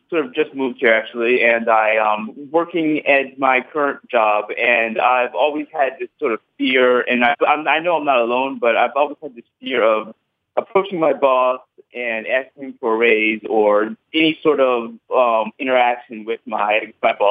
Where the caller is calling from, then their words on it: Lawrenceville, New Jersey, United States; Uh, I'm calling from New Jersey, Lawrenceville, New Jersey.